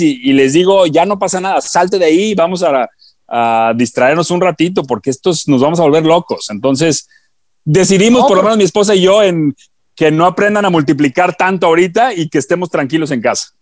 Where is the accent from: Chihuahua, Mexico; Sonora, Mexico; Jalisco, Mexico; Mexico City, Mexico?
Jalisco, Mexico; Guadalajara; moved away; yo soy de Guadalajara